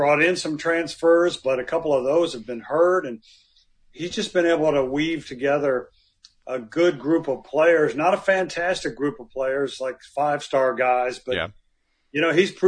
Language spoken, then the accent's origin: English; Midwest, United States; I'm from the Midwest, and basketball is just so appreciated and understood there.